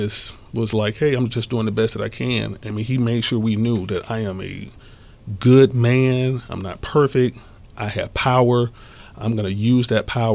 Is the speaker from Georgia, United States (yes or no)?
yes; Atlanta, Georgia, United States; born or raised there